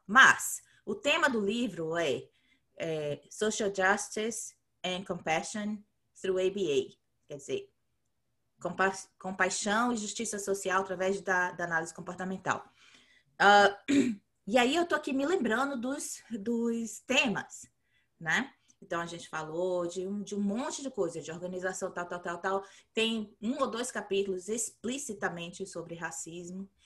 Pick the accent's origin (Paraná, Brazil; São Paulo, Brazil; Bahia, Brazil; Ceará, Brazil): Bahia, Brazil; moved away; eu cresci na Bahia